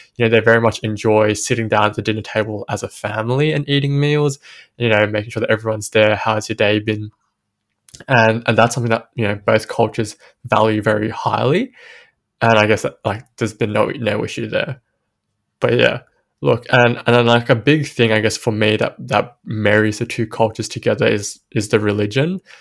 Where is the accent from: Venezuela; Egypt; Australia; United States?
Australia; Sydney, New South Wales; growing up in Western Sydney